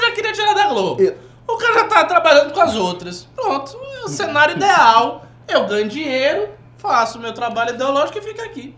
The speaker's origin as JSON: {"language": "Portuguese", "region": "Northeast Region", "country": "Brazil", "said": "eu sou nordestino, eu sou muçulmano"}